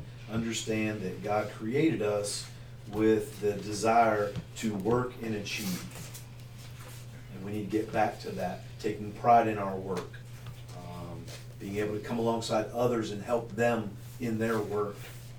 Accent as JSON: {"language": "English", "region": "the North", "country": "United States", "tie": "born or raised there", "said": "Growing up in the North"}